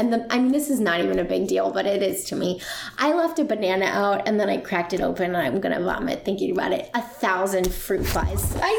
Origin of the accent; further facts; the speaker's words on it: Ohio, United States; now in Virginia, United States; I'm the girl from Ohio